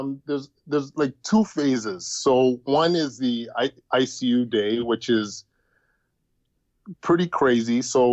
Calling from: Ottawa, Ontario, Canada; I am calling from the Ottawa Hospital Civic Campus.

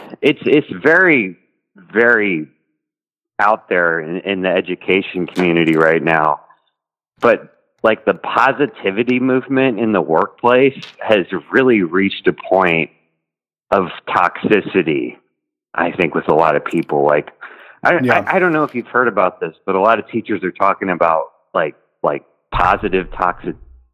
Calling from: Texas, United States; I'm calling from Texas.

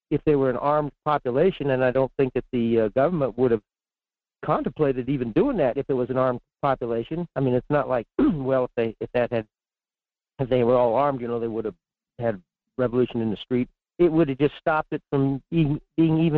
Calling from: Fairbanks, Alaska, United States; in Fairbanks.

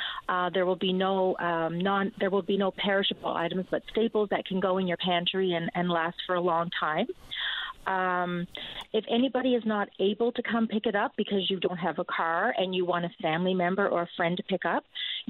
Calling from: Fogo Island, Newfoundland and Labrador, Canada; I'm calling from Fogo Island

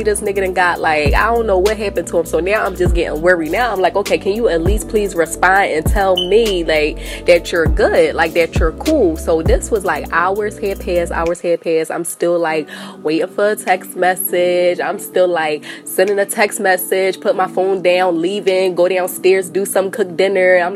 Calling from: Delaware, United States; I'm calling from Delaware.

